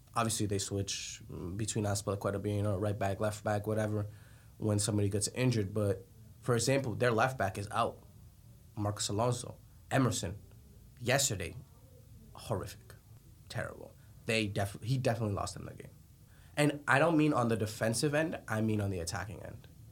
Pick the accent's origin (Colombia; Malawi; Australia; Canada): Colombia; moved away; I'm from Colombia